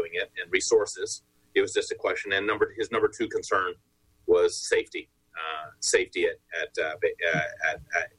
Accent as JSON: {"language": "English", "region": "Texas", "country": "United States", "moved": "yes", "said": "Texas, I'm from Texas"}